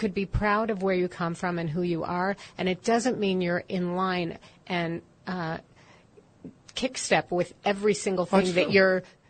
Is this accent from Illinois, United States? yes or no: yes; Chicago, Illinois, United States; moved away; I grew up in Chicago